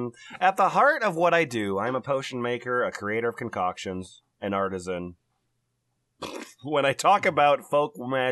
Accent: Nashville, Tennessee, United States; from Nashville, Tennessee.

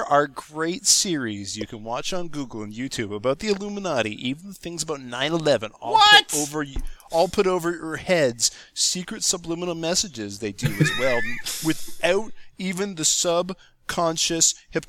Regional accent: United States; But I'm from the United States.

